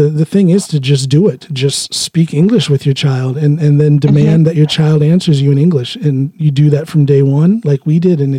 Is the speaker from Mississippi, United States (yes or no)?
no; Ohio, United States; now in Norway; I, the non-Norwegian black guy from Ohio, I speak fluent Norwegian